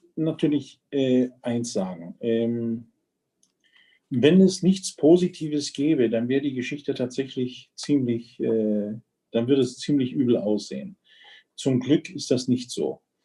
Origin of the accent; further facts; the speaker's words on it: Germany; bei uns in Deutschland